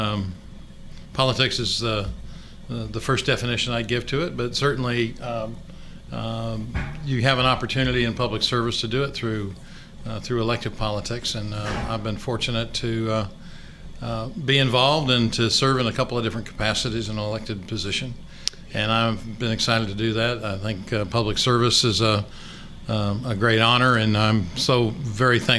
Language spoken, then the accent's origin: English; Cedar Rapids, Iowa, United States; moved away as an adult; also born or lived in Minnesota / Fayetteville, Arkansas; now in Little Rock, United States; I grew up in Cedar Rapids, Iowa